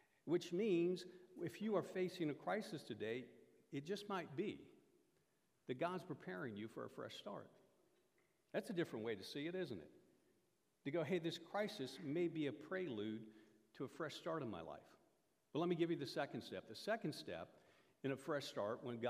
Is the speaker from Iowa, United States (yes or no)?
yes; Iowa, United States; moved away; I grew up in Iowa. Iowa is the mecca of collegiate wrestling